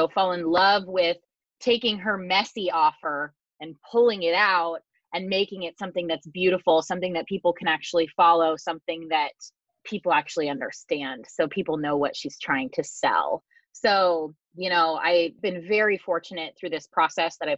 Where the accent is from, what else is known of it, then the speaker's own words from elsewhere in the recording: Seattle, Washington, United States; I'm from the Seattle area